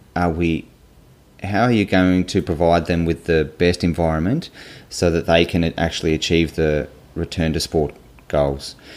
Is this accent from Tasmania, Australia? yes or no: yes; Hobart, Tasmania, Australia; I grew up in in Hobart, in Tasmania